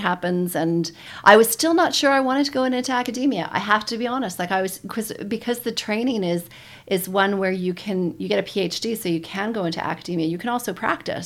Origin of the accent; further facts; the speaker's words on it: Toronto, Ontario, Canada; moved away as an adult; also born or lived in Calgary, Canada; now in New Zealand; originally from Toronto, Canada. I grew up there